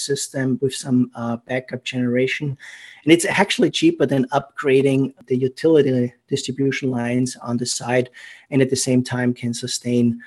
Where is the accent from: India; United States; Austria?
Austria; accent: German; English is a second language; moved away; it's a German accent. I'm from Austria originally